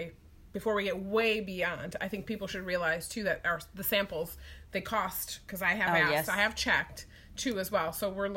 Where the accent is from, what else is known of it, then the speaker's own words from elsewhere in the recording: Midwest, United States; accent: Midwest; I feel like we're in the Midwest. I'm sure you can tell by the way that I talk. This is the Midwest, in the Central time zone.